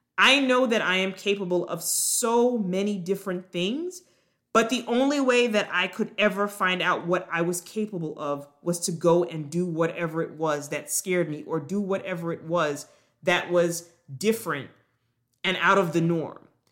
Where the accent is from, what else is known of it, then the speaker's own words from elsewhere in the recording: Long Island, New York, United States; moved away as an adult; also born or lived in Jamaica / Durham, North Carolina / Baltimore, Maryland; now in Atlanta, United States; I was actually born on the island of Jamaica, but I grew up in New York, on Long Island, with my parents and my younger sister